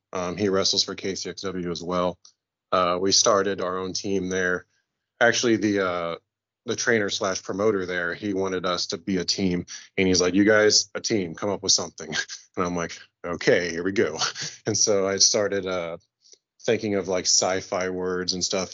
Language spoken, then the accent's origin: English; Kansas City, United States; it's my hometown